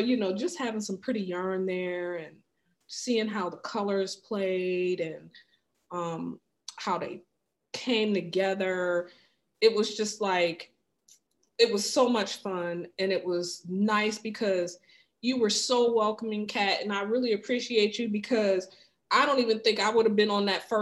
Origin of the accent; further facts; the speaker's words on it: Wayne County, Michigan, United States; now in Washington, DC area, United States; I'm from like the Wayne County, mm-hmm. Inkster, Dearborn, you know, Wayne Westland area.